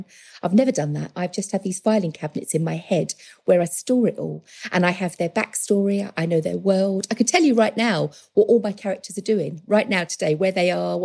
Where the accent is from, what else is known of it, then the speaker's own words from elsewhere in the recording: London, United Kingdom; moved away as an adult; also born or lived in Essex / Romford; now in West Country, United Kingdom; I was born in Stepney. My family are from East Ham, Forest Gate and North London.